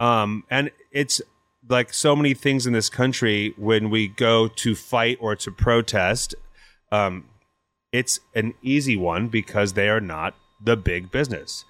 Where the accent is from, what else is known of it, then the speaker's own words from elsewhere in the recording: Napa, California, United States; now in Portland, United States; I grew up in Napa.